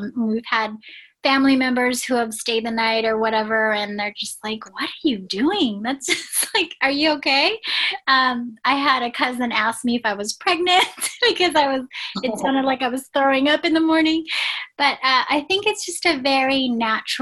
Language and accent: English; Philippines; my heritage is, I was born in the Philippines